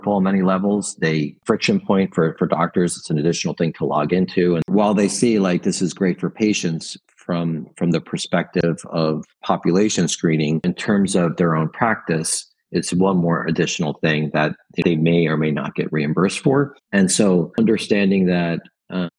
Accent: Italy; now in United States; I was born in Italy and I spend a lot of time in Europe

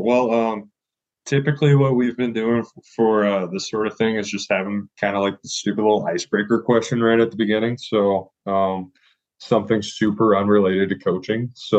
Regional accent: Washington, United States; I grew up in Washington State

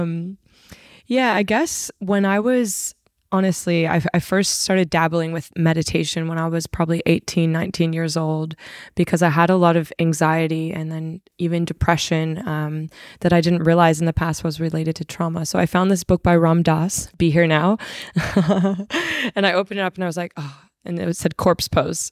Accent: Arizona, United States; now in Sydney, Australia; I'm originally from Arizona, U S A.

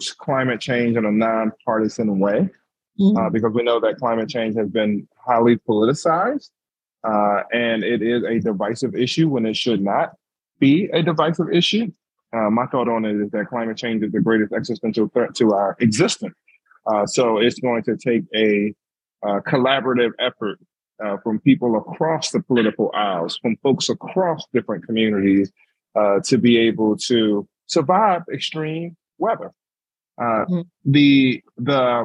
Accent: Philadelphia, Pennsylvania, United States; moved away as an adult; now in Boston, United States; I'm originally from Philadelphia, West Philadelphia, born and raised

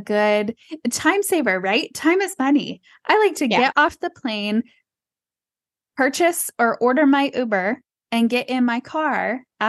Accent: San Antonio, Texas, United States; but I grew up in San Antonio, Texas, where river parades were a thing

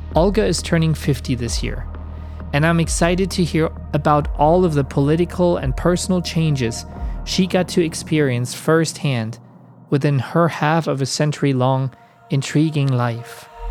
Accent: Germany; I was born in the German Democratic Republic in 1982 when the wall was still there and when my part of Germany was still very much under Soviet control.

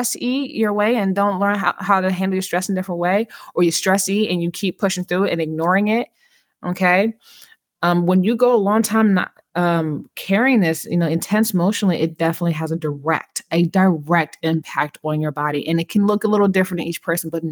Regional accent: California, United States; When I grew up in California

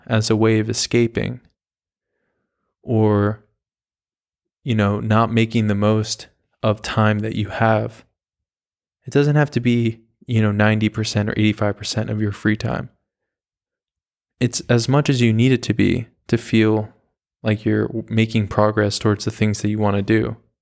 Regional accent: the Hamptons, New York, United States; I grew up in the Hamptons

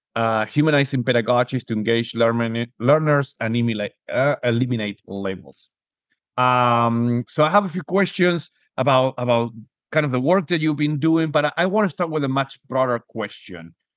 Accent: Argentina; now in Spain; I was born and raised in Argentina, I'm living currently in Spain

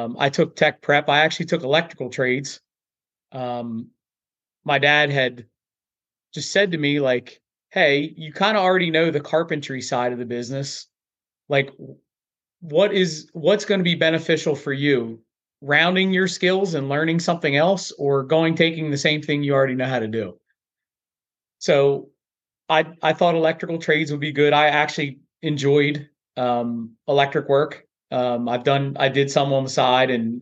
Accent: Earlville, Maryland, United States; So I was born and raised in Earlville, Maryland.

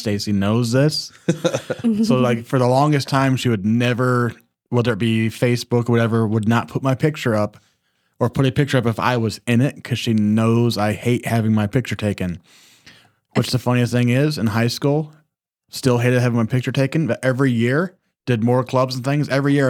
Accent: Southern United States, United States; We're from the South.

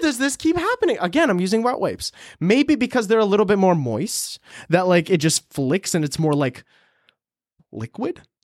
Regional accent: Ukraine; moved away; I was born in Ukraine.

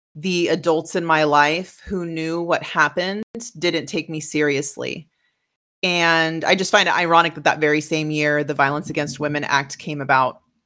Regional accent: West Coast, United States; moved away; I grew up on the West Coast

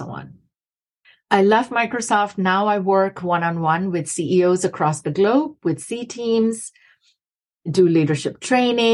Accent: Kolkata, West Bengal, India; moved away as an adult; also born or lived in Massachusetts, United States; now in United States; I was born in Calcutta, India, and grew up there for the first 19 plus years of my life

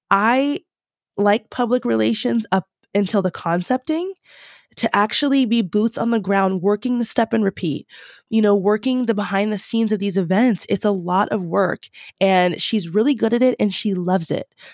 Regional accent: Long Island, New York, United States; moved away as an adult; also born or lived in Louisiana; now in Los Angeles, United States; I'm from Long Island, New

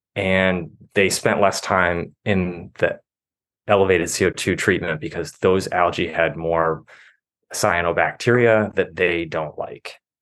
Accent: Midwest, United States; moved away as an adult; I grew up in the Midwest

